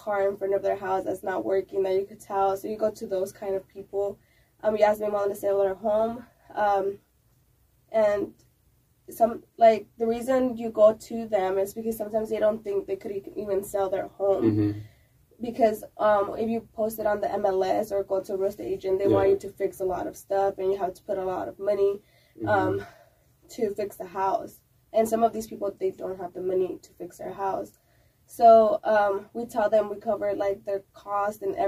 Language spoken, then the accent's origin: English; California, United States; moved away as an adult; now in Austin, United States; I'm from California. Mm-hmm. I moved to Austin a little bit less than 6 months ago.